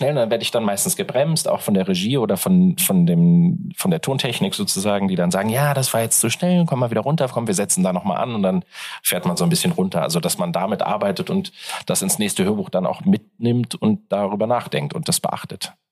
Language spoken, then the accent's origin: German; Hamburg, Germany; born there; Ich in Hamburg geboren, dann in Hannover studiert